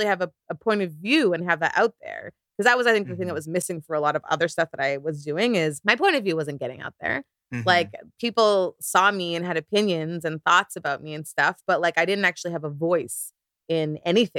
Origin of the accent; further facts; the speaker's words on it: Canada; also born or lived in South Korea; as a Nigerian Canadian